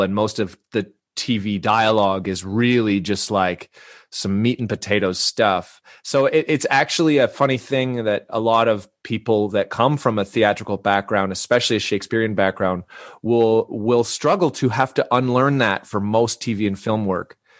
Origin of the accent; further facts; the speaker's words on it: Vancouver, British Columbia, Canada; moved away as an adult; also born or lived in Salt Spring Island; now in Toronto, Canada; so I grew up in Vancouver. Uh, um, I'm Canadian, and, uh, I live in Toronto now, but I grew up on the West Coast.